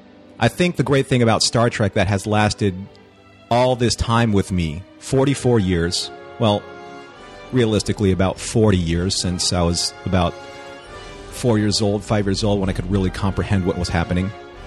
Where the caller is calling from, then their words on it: Huntington Beach, California, United States; I am calling in from Huntington Beach, California.